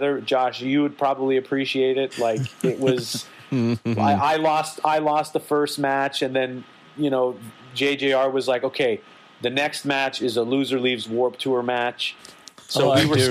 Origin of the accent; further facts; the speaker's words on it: Canada; as a Canadian